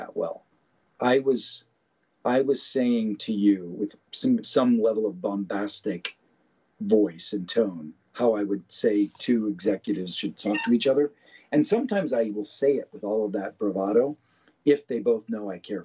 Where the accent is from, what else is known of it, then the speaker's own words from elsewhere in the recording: Pittsburgh, Pennsylvania, United States; I grew up in Pittsburgh